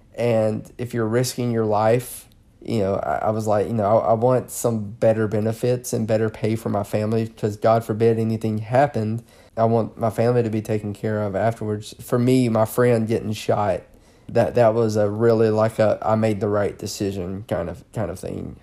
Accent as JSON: {"language": "English", "area": "the South", "region": "Southern United States", "country": "United States", "accent": "southern", "moved": "yes", "said": "my southern accent"}